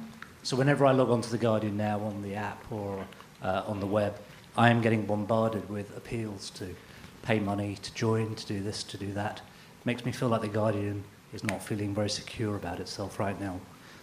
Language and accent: English; United Kingdom; So I'm British.